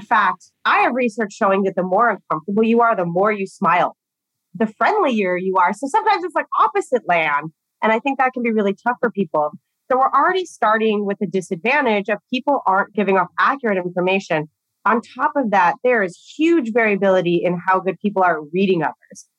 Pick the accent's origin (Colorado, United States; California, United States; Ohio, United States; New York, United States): California, United States; Southern; I grew up in Southern California